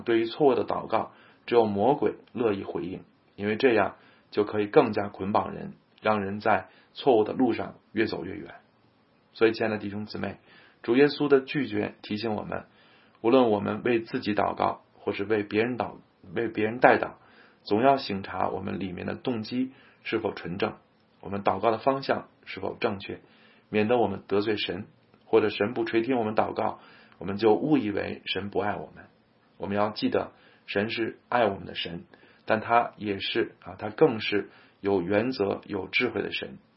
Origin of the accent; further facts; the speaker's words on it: China; 我们中国人可能难以理解复活的特殊性